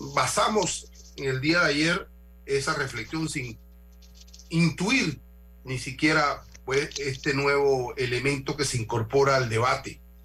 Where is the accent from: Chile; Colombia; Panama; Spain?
Panama; como panameño